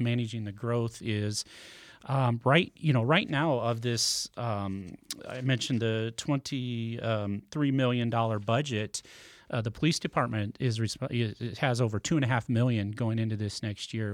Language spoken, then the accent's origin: English; Nebraska, United States; moved away as an adult; also born or lived in California; now in Smithville, United States; I grew up in Nebraska